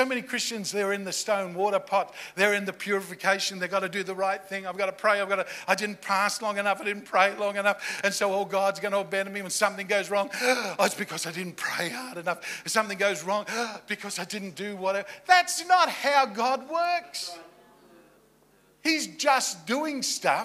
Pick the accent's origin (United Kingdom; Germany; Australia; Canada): Australia; now in Virginia Beach, United States; I'm Australian